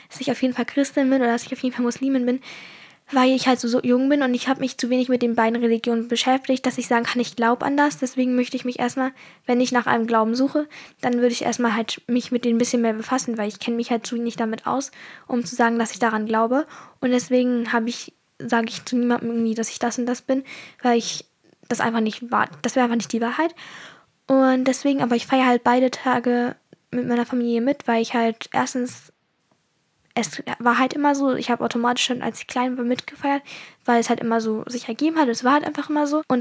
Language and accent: German; Germany; born there; Also ich bin in Deutschland geboren und deswegen bin ich auch immer in einer deutschen Kultur aufgewachsen.